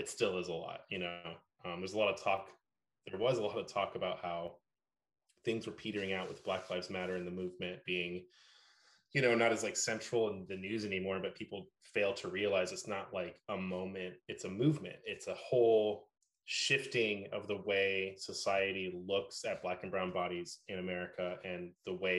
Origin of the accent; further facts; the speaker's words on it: Oakland, California, United States; growing up in the Bay Area, and especially in Oakland